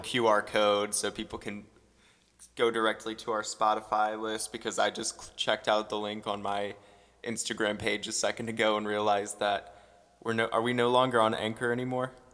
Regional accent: St. Louis, Missouri, United States; born and raised in Saint Louis, been in the same house for so long

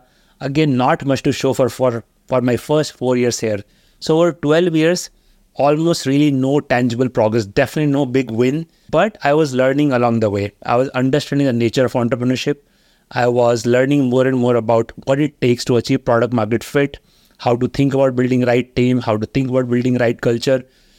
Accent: Haridwar, Uttarakhand, India; I grew up in Haridwar in 80s, and it's a very small town.

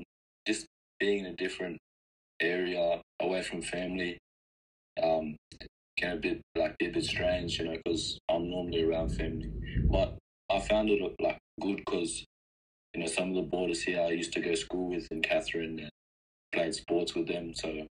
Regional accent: Derby, Western Australia, Australia; also born or lived in Darwin; I'm from Derby, WA. But I was actually born in Darwin. So my land in that, my family come from Derby. So I technically just claimed it as my home.

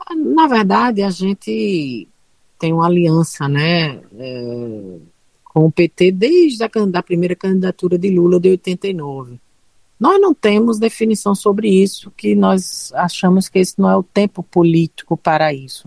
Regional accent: Pernambuco, Brazil; accent: Pernambucan; Logo para os pernambucanos, nós, nós somos. Nós, a nossa autoestima é muito, é muito elevada

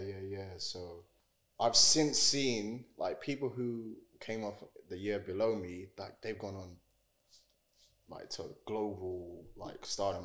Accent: Jamaica; also born or lived in East London / Romford / Chadwell Heath; now in United Kingdom; I was actually born and raised in Jamaica

